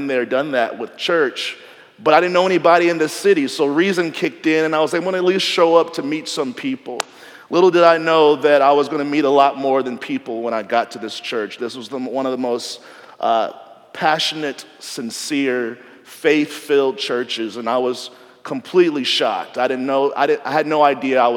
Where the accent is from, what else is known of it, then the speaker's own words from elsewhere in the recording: Nashville, Tennessee, United States; moved away as an adult; I grew up in Nashville, went to college in Nashville